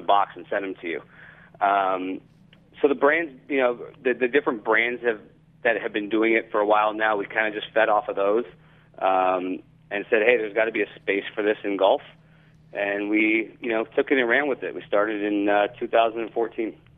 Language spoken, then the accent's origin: English; Los Angeles, California, United States; now in Florida, United States; Grew up in Los Angeles, live in Florida